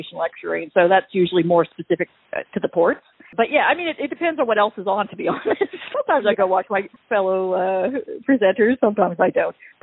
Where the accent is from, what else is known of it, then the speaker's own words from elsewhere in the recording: Canada; accent: Canadian twang; moved away as an adult; now in Australia; I'm Canadian. I'm a Kanazi. I have dual citizenship, but I'm more culturally Canadian than Australian